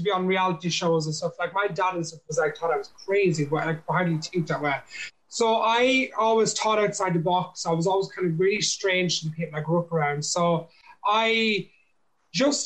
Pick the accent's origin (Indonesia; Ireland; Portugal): Ireland; I grew up in, I'm from an Irish traveler, like gypsy background. So that's like my ethnical background, if you know what I mean. So I'm an Irish man